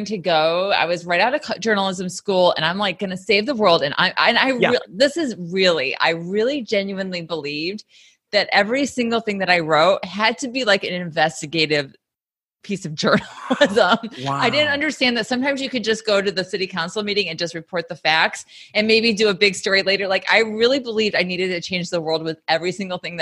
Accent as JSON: {"language": "English", "town": "Sycamore", "region": "Illinois", "country": "United States", "also_born_or_lived": "Valdosta, Georgia", "moved": "as an adult", "lives_now": "New York, United States", "said": "I'm from a small town in Illinois, Sycamore, Illinois"}